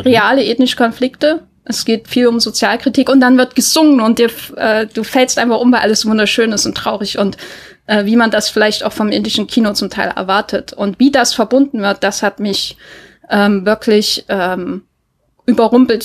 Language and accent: German; Thuringia, Germany; meinem Thüringen, wo ich aufgewachsen bin